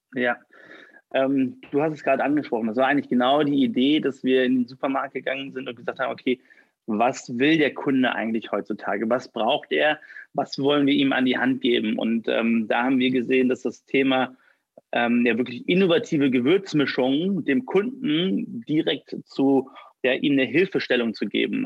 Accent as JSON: {"language": "German", "town": "Düsseldorf", "region": "North Rhine-Westphalia", "country": "Germany", "tie": "born or raised there", "said": "33, gebürtig aus Düsseldorf und hier in Düsseldorf sitzen wir auch"}